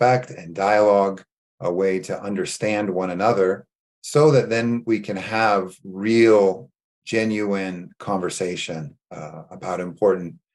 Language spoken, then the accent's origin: English; California, United States; moved away as an adult; also born or lived in Beirut, Lebanon; I grew up in California